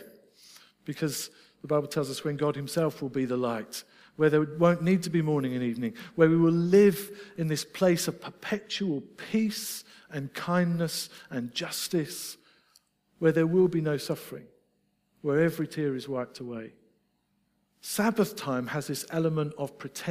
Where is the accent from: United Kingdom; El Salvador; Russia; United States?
United Kingdom; Scotland; I'm Scottish.